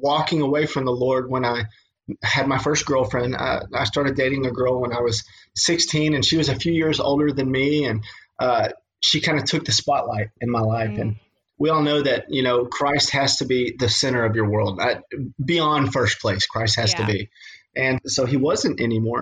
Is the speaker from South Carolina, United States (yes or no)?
no; Western Kentucky, United States; I'm from Western Kentucky